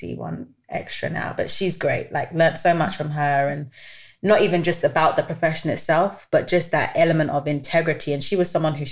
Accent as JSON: {"language": "English", "region": "London", "country": "United Kingdom", "tie": "born or raised there", "said": "I'm from North London. And well, now I don't live in North London anymore, but I used to live in North London, Tottenham."}